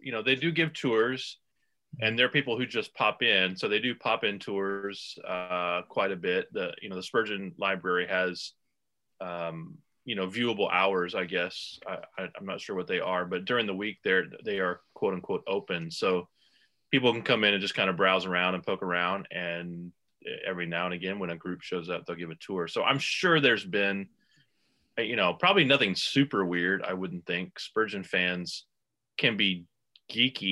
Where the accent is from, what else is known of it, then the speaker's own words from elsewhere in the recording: Texas, United States; moved away as an adult; also born or lived in Houston / Nashville / Vermont; now in Kansas City, United States; I grew up in Texas.